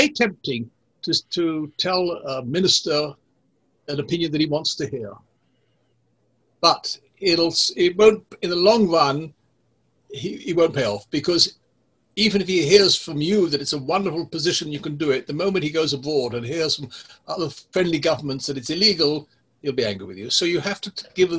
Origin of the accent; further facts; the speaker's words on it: Israel; accent: English accent; Hebrew accent; also born or lived in England; I grew up in Israel